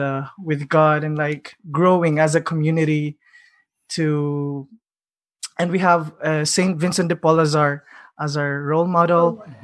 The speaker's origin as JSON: {"language": "English", "town": "Athens", "region": "Attica", "country": "Greece", "tie": "born or raised there", "said": "I'm born and raised in Athens, Greece. I'm 100% Filipino"}